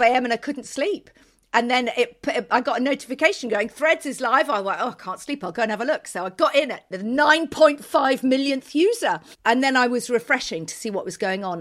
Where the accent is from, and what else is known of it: United Kingdom; now in Turin, Italy